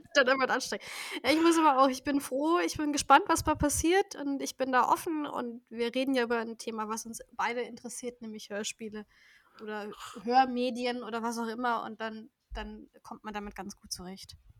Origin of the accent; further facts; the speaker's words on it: Nuremberg, Bavaria, Germany; ich komme aus Bayern, natürlich. Besser gesagt aus Nürnberg oder Umgebung von Nürnberg.